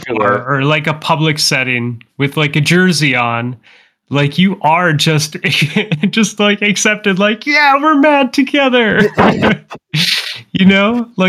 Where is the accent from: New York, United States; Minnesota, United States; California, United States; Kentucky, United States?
Minnesota, United States; I'm from Minnesota.